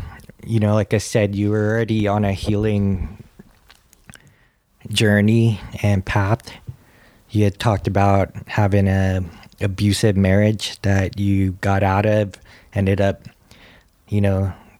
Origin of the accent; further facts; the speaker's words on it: California, United States; also born or lived in Hawaii; Hawaii has always been my home. Though I grew up in California, it was a place that's still like this feeling that is magical